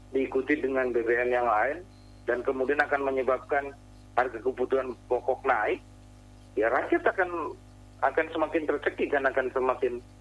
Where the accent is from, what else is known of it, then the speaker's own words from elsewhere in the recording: Central Java/West Java border, Indonesia; termasuk saya kan juga dari pelosok mas hmm. Eh